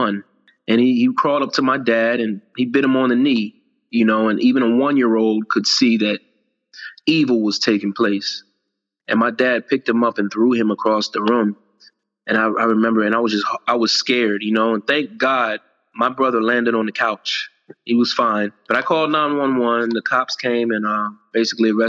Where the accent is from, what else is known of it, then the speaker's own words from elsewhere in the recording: Virginia, United States; I was born in Virginia